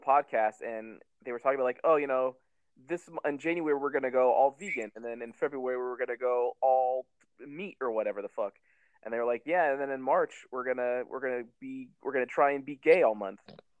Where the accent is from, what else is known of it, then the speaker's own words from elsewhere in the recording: United States; But I'm from America.